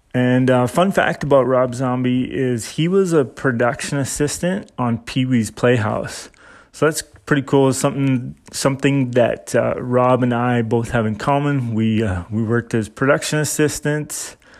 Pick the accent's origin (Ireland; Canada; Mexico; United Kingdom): Canada; I'm Canadian